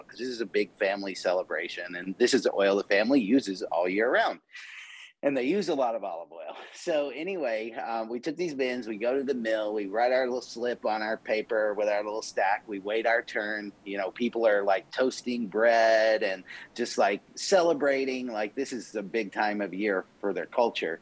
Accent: the South, United States; growing up in the South

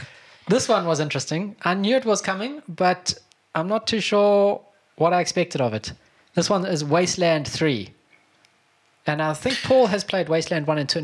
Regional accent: South Africa; No, I'm South African.

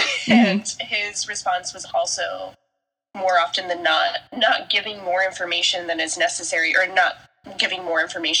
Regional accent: Colorado, United States; now in Brooklyn, New York, United States; I was born in Colorado. Yep. Yeah. I was raised here.

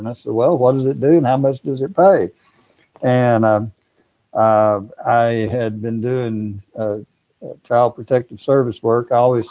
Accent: Sour Lake, Texas, United States; I grew up in Sour Lake, Texas, a little town 15 miles west of Beaumont.

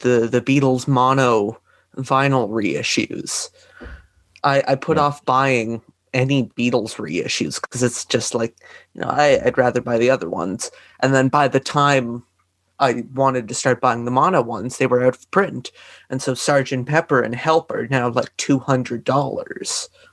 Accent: Canada; I'm from Canada

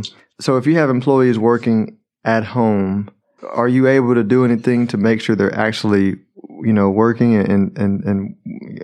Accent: Houston, Texas, United States; out of H-Town. That's my hometown

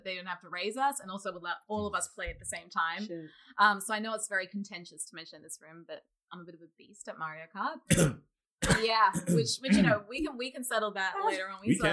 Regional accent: Australia; moved away as an adult; now in New York, United States; I'm originally from Australia

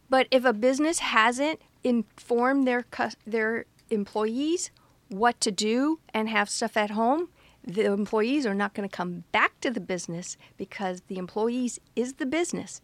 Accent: Fort Lauderdale, Florida, United States; I grew up in Fort Lauderdale, Florida, where we're known to have lots of hurricanes

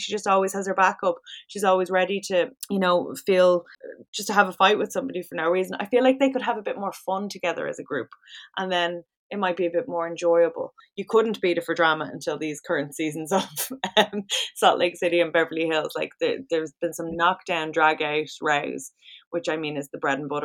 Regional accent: Ireland; we're very Irish

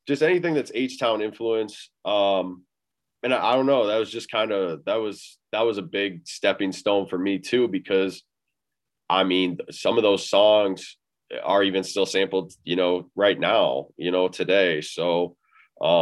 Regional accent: Illinois, United States; now in Iowa, United States; It's actually technically Illinois is where I'm from, but yeah, I stay in Iowa now

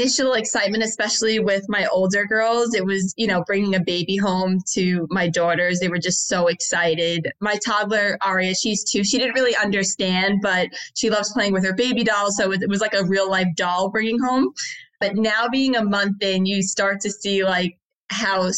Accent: Long Island, New York, United States; moved away as an adult; also born or lived in Florida / Sydney; now in Australia; I'm American. I grew up in Long Island in New York pretty much my whole life up until I was about 26

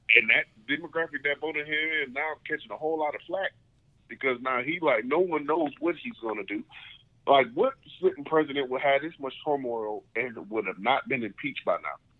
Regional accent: United States; being an American

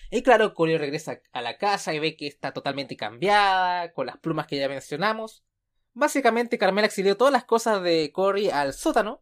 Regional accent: Chile; como decimos acá en Chile

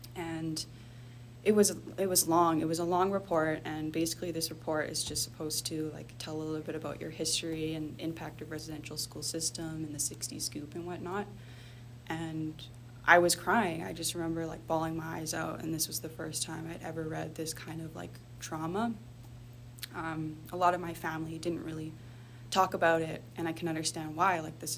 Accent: Thunder Bay, Ontario, Canada; moved away as an adult; growing up in Thunder Bay, you can see a lot of that racism. So yeah, I decided to attend UBC, and you know, I moved away when I was 18

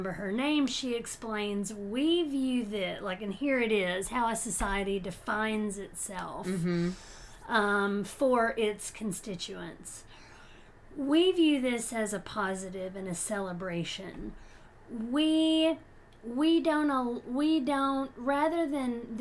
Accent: United States; I'm being a American

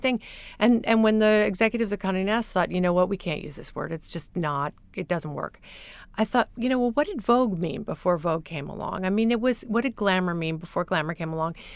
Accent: Midwest, United States; moved away; I grew up partly in the Midwest

